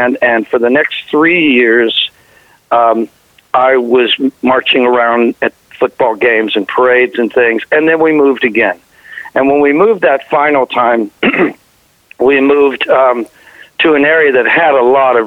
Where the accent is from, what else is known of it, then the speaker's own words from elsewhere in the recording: Covington, Kentucky, United States; I was born in Covington, Kentucky, which is right across the Ohio River from Cincinnati, Ohio